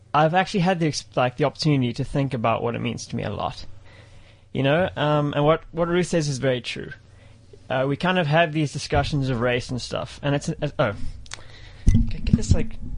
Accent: South Africa; in terms of my being part of like being a South African, to an extent I am, but to an extent I'm not.

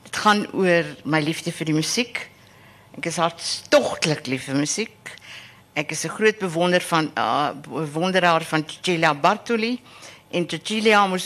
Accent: Harrismith, Free State, South Africa; now in Stellenbosch, South Africa; En uh ek is in die Vrystaat gebore en ek het 'n sekere lojaliteit aan waar ek groot geword het in Harrismith in die Oos-Vrystaat.

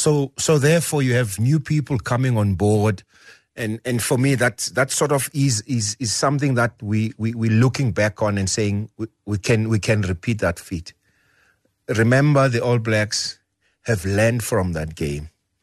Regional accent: South Africa; So I think as a South African rugby fraternity, thanks to the support of many people

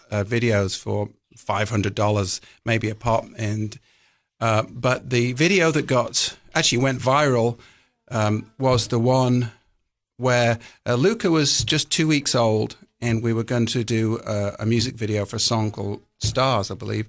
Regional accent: Cheshire, North West England, United Kingdom; moved away as an adult; now in Tennessee, United States; I'm from England. Cheshire is actually where I was born

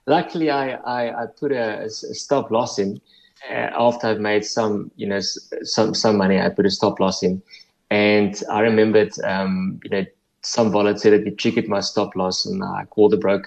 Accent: Upington, Northern Cape, South Africa; moved away as an adult; also born or lived in Stellenbosch / London; I grew up in the Northern Cape, on a farm in the Northern Cape.

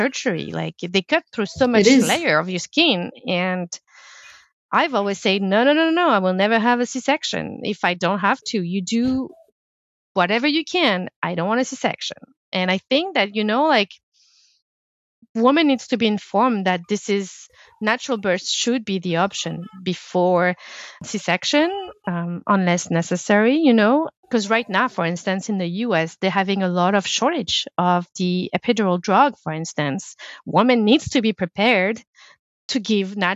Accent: France; English is a second language; now in Canada; I come from France

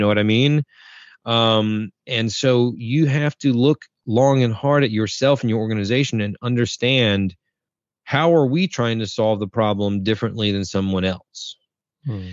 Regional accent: North Carolina, United States; I'm from North Carolina in the States

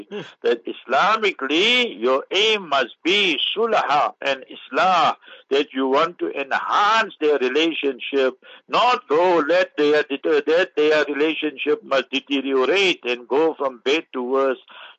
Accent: South Africa; I say, I'm a South African. I love South Africans. Is that a problem? No.

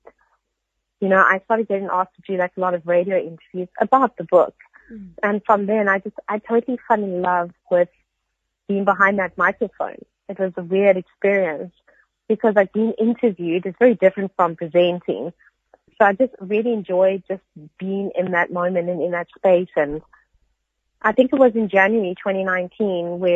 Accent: Cape Town, Western Cape, South Africa; I grew up in basically in Cape and, in Table View

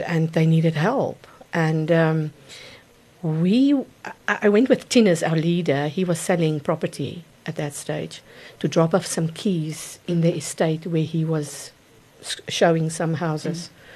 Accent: Gauteng, South Africa; also born or lived in Mokopane (Potgietersrus), Limpopo; we moved to to Gauteng area, and that's my, basically where I grew up and I worked.

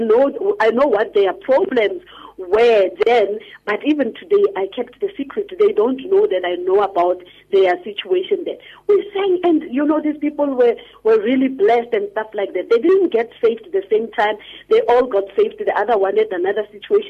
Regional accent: Rustenburg, North West, South Africa; When I was growing up in Rustenburg

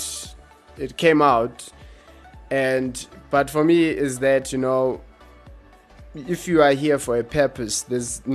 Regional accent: Eastern Cape, South Africa; I grew up in Eastern Cape, so those are like rural areas.

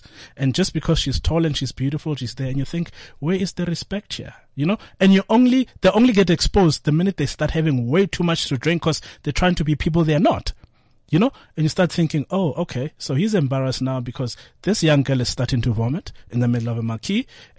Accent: Atteridgeville, Gauteng, South Africa

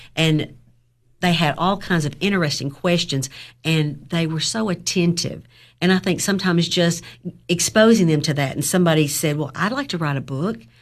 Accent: Overton County, Tennessee, United States; also born or lived in Clay County; I grew up in Overton County

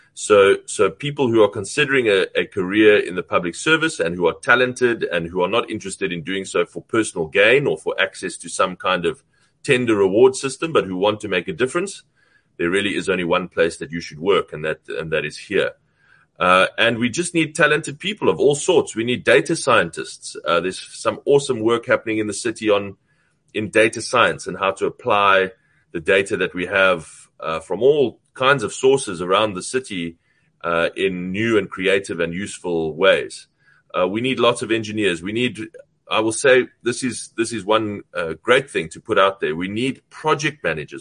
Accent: South Africa; as a South African

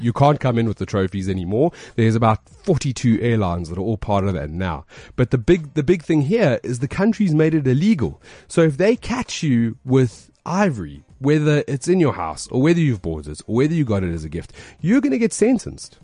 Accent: Alberton, Gauteng, South Africa; I'm from Alberton

